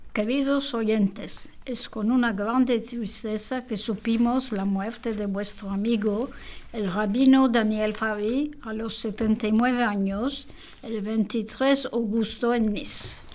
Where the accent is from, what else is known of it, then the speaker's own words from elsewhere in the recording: Istanbul, Turkey; first language Judeo-Spanish, Turkish; French is a second language; moved away as an adult; now in Paris, France; Je suis née en Turquie, à Istanbul, où il y a une très grande communauté juive. Je suis diplômée de l'école française Saint-Benoît à Istanbul et je suis venue m'installer à Paris en l'an 1980